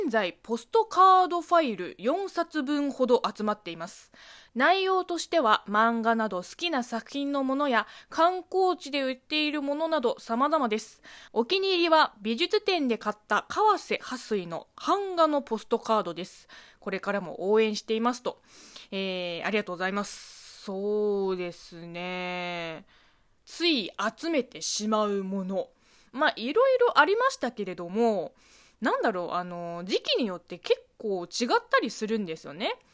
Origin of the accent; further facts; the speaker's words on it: China; Japanese is a second language; この番組は中国生まれ中国育ちの … があなたの質問に答えていく